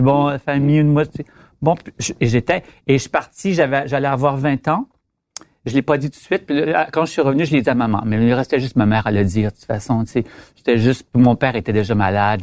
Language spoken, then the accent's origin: French; Quebec, Canada; je viens du Lac-Saint-Jean, pour commencer, très nationaliste